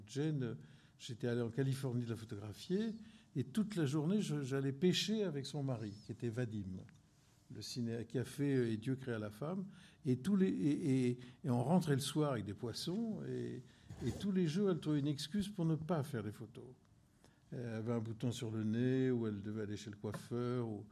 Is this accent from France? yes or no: yes; La Ciotat, Provence-Alpes-Côte d'Azur, France; moved away; also born or lived in Marseille / Corsica; je suis né à Marseille, mais huit jours après, j'étais sur la plage de la Ciotat. Et j'ai vécu toute, toute, ma, toute mon enfance euh, sur cette plage